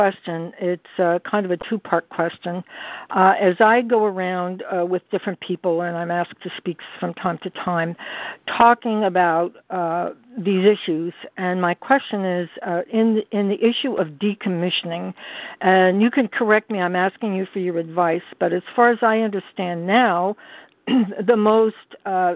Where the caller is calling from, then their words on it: New York City, New York, United States; I'm calling from New York City